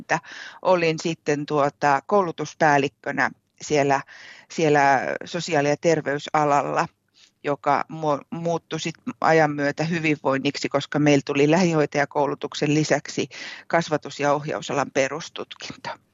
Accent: Kouvola, Kymenlaakso, Finland; moved away as an adult; now in Savonlinna, Finland; olen siis Kouvolasta, Kouvolasta kotoisin, ihan ihan alun perin olen lähtenyt Anjalan koskelta

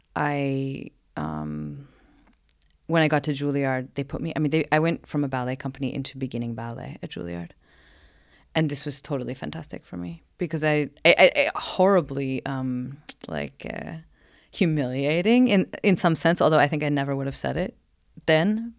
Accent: Portland, Oregon, United States; moved away as an adult; now in Sweden; I'm from Oregon, Portland, Oregon

